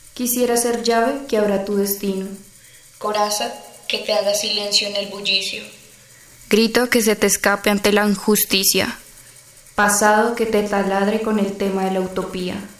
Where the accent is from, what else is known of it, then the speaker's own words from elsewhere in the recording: Bogotá, Colombia; soy de Bogotá, Colombia, tengo 19 años.